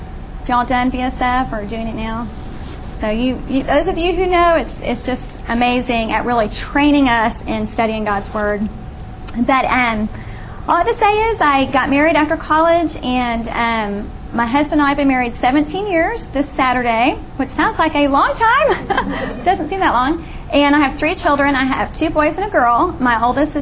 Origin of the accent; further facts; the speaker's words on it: Austin, Texas, United States; I grew up in the Austin area